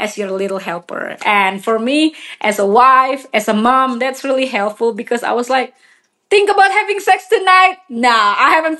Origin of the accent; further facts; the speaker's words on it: Indonesia; now in Colorado, United States; I'm from Indonesia originally and live in Colorado.